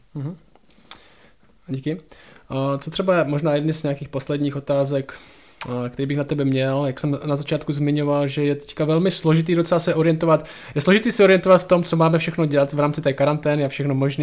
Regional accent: Šumperk, Olomouc Region, Czechia; u nás v Šumperku

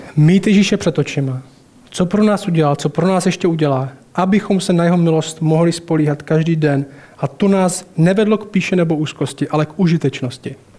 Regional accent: Temenice, Czechia; vyrostl jsem v Temenici a tam nejsou boháči

